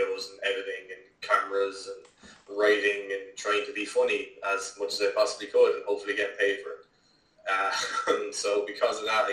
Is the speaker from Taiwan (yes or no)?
no; Wexford, Leinster, Ireland; also born or lived in Dublin / Waterford / Carlow; I'm born in Dublin, raised in Wexford, lived in Waterford, Carlow, pretty much all around the feckin' place